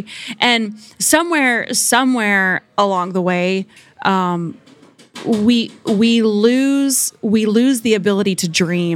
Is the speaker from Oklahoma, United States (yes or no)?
yes; Oklahoma, United States; I grew up in the Bible Belt, Oklahoma